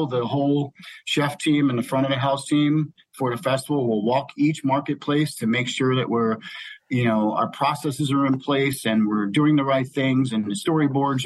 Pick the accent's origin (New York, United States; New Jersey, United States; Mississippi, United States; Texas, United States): New Jersey, United States; moved away; I grew up in New Jersey